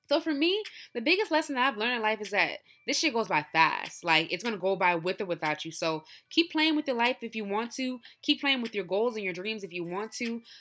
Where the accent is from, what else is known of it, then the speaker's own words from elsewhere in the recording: Nigeria; I love my people. I love Nigerian people. I love being Nigerian.